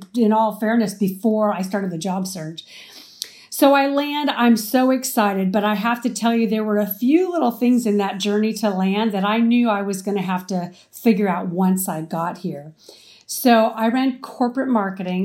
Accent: Arizona, United States; moved away as an adult; also born or lived in Houston, Texas; now in California, United States; I grew up in Arizona and I went to college in Houston, Texas.

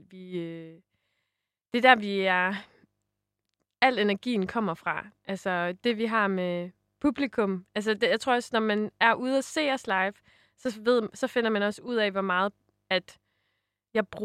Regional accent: Jutland, Denmark; Vi er jo også jyder jo.

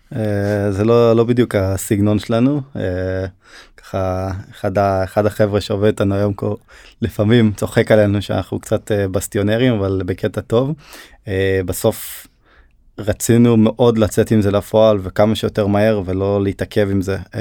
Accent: Hod HaSharon, Central District, Israel; born or raised there; also born or lived in Turkey

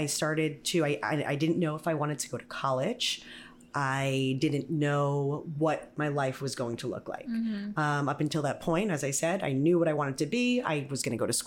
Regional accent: Atlantic Beach, New York, United States; accent: Long Island; I grew up on Long Island

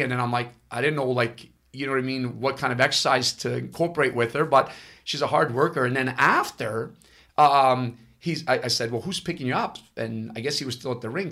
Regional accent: Ottawa, Ontario, Canada; first language Italian; English is a second language; also born or lived in Italy; I'm Canadian, but I'm actually born in Italy. I, okay. I came here in 1974

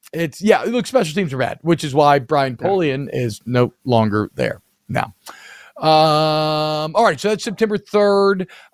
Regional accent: the South, United States; I am the premier Nebraska football voice of the South.

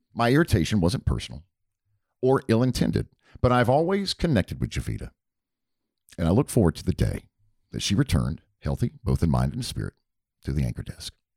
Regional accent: Hickory, North Carolina, United States; my hometown of Hickory, North Carolina

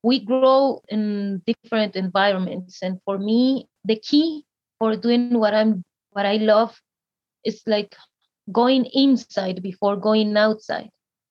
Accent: Guatemala; I'm from Guatemala

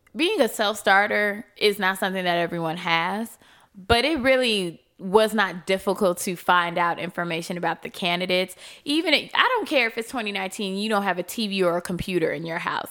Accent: Chicago, Illinois, United States; I'm from Chicago.

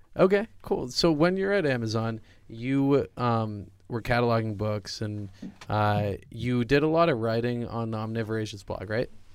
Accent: New Hampshire, United States; I actually am from New Hampshire

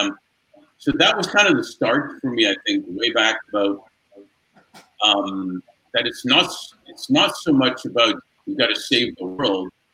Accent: Montreal, Quebec, Canada; now in Hermosa Beach, United States; growing up in Montreal when I was a kid.

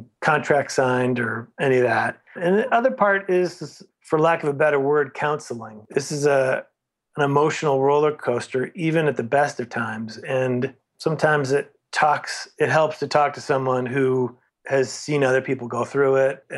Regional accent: St. Louis, Missouri, United States; moved away as an adult; also born or lived in Los Angeles; I grew up in St. Louis, was in bands there

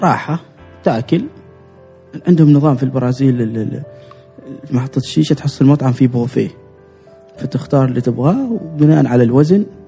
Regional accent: Oman; انا من عمان انا عماني انا عايش في عمان

